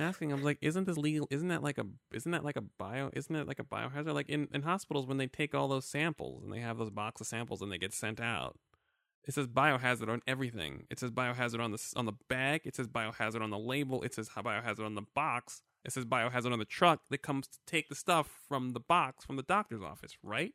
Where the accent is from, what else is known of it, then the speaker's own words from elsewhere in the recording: New York, United States; I am an, a black American male. I am thirty-four years old. I was born in New York, Brooklyn, New York.